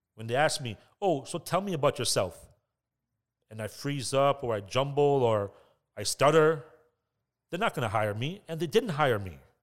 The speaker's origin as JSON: {"language": "English", "town": "Toronto", "region": "Ontario", "country": "Canada", "tie": "born or raised there", "said": "growing up in Scarborough, I had hardships, I had ups and downs. I grew up in an area called Glamorgan."}